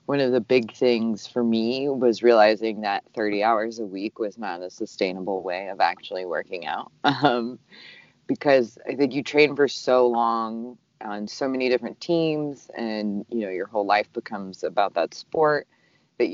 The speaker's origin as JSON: {"language": "English", "region": "Southern California", "country": "United States", "tie": "born or raised there", "said": "I grew up in Southern California"}